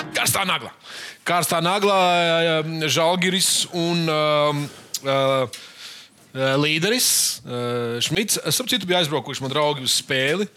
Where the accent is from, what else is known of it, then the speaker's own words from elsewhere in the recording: Latvia; Mēs šeit studijā esam visi latvieši